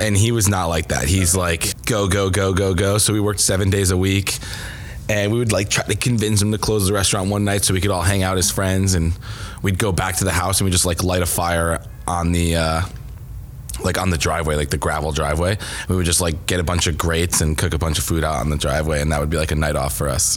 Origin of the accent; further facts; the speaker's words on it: Connecticut, United States; moved away as an adult; also born or lived in Boston; I was born and raised in Connecticut